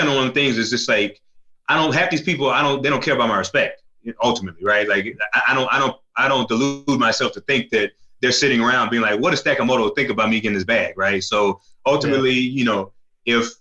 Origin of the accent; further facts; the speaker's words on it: the South, United States; I'm from the South